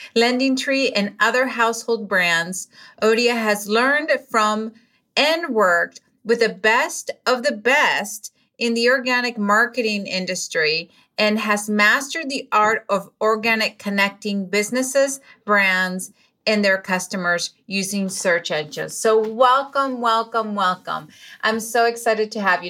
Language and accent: English; Venezuela; English is a second language; moved away; I was born in Venezuela, so English is my second language